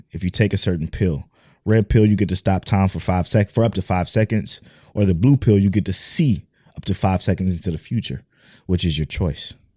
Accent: United States; first language English; I speak English. I'm from America. That's the only language I know

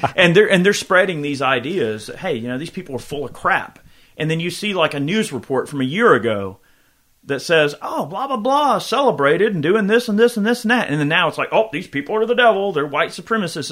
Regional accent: United States; I am an American

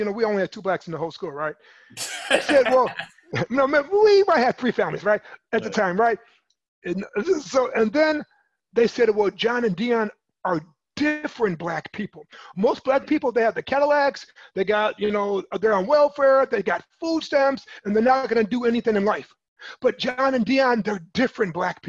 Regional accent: Michigan City, Indiana, United States; I was born and raised in Michigan City in Indiana

